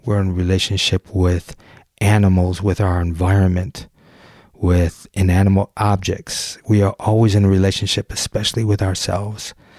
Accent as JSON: {"language": "English", "area": "just outside of Detroit", "region": "Michigan", "country": "United States", "tie": "born or raised there", "said": "I grew up just outside of Detroit, about a mile from the city limits. I grew up on Nine Mile"}